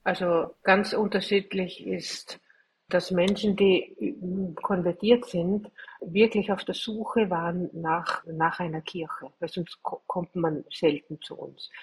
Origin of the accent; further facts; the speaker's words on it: Austria; bei uns in Österreich